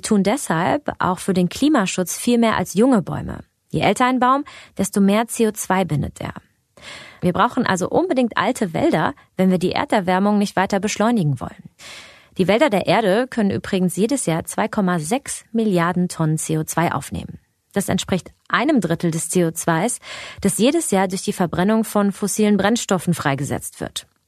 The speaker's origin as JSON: {"language": "German", "country": "Germany", "said": "bei uns in Deutschland"}